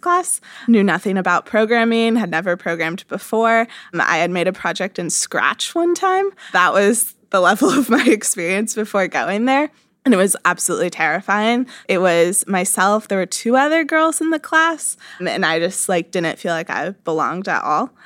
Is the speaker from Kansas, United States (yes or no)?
yes; Kansas, United States; I grew up in Kansas, not a huge tech scene there